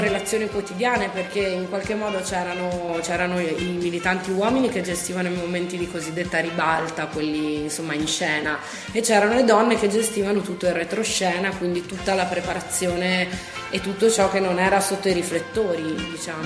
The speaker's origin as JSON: {"language": "Italian", "town": "Trento", "region": "Trentino-Alto Adige", "country": "Italy", "tie": "born or raised there", "also_born_or_lived": "Dresden, Germany", "said": "cresciuta qui a Trento, ho frequentato le scuole"}